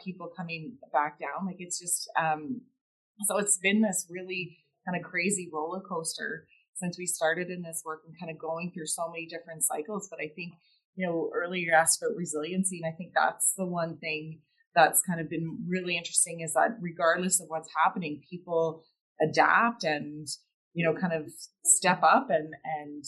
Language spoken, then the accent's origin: English; Halifax, Nova Scotia, Canada; also born or lived in Cape Breton, Nova Scotia / Dartmouth, Nova Scotia; I grew up in Nova Scotia, and, you know, I was born in Cape Breton and that family there, and grew up in Halifax, Dartmouth